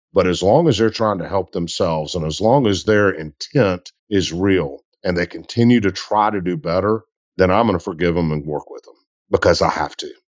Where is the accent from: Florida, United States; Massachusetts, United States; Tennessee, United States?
Tennessee, United States; Memphis; also born or lived in Delta South; I'm a dude from Memphis who volunteered coaching high school football.